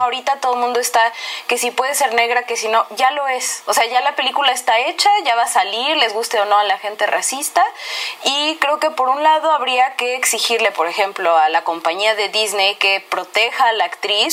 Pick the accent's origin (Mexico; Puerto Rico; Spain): Mexico; Puebla; en mi casa en Puebla, yo soy poblana